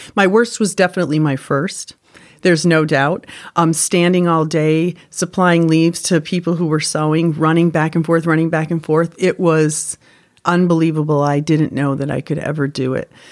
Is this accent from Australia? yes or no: no; Windsor, Connecticut, United States; I'm from Windsor, Connecticut